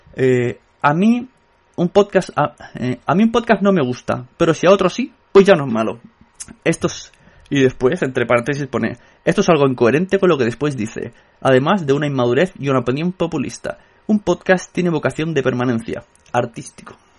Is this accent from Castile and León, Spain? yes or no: no; Catalonia, Spain; soy catalán